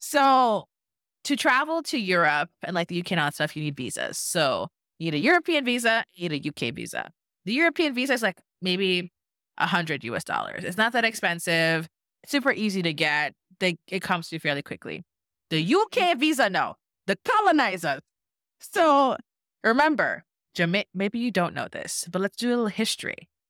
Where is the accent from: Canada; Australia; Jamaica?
Jamaica; now in United States; I'm Jamaican, y'all know I'm Jamaican